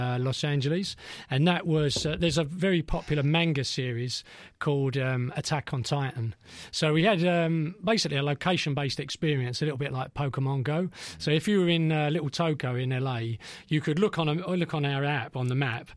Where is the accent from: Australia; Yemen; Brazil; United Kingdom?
United Kingdom; London; I grew up in East Ham